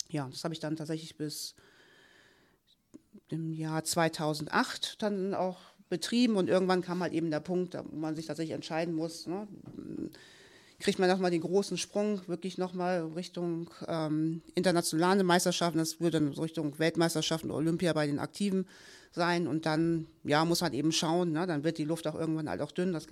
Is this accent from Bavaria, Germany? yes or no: no; Kiel, Schleswig-Holstein, Germany; born there; tatsächlich bin ich in Kiel geboren. Ja, war da lange, lange Zeit auch sehr glücklich beheimatet